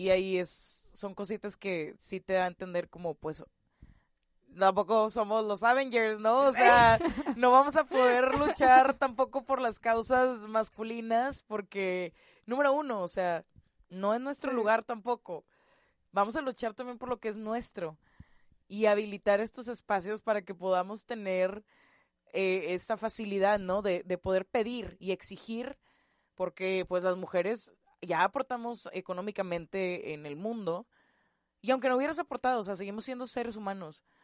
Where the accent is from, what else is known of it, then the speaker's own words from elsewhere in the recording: Monterrey, Nuevo León, Mexico; los que somos de Monterrey